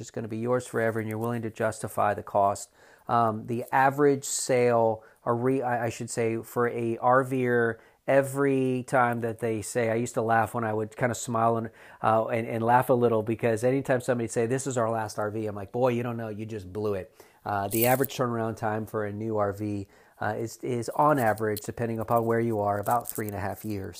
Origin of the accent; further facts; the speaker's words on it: South Florida, United States; now in North Carolina, United States; I'm from South Florida